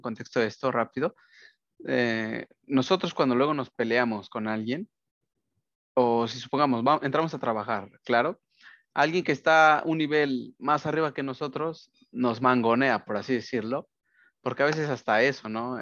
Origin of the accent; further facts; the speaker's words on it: Mexico; now in United States; así somos los mexicanos